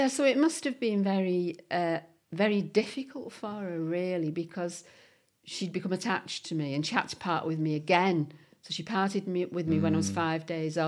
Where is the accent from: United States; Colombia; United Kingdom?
United Kingdom; West Bank, North West England; This is me in Parsonage Road in West Bank. This house was pulled down to make way for the new bridge.